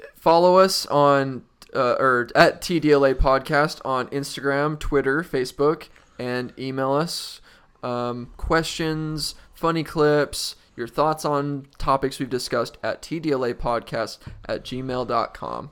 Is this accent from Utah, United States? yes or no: yes; Utah, United States; moved away; we're both from Utah